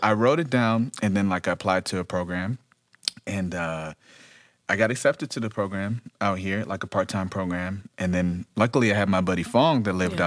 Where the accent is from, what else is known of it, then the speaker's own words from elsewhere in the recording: Detroit, Michigan, United States; now in Los Angeles, United States; I'm originally from Detroit.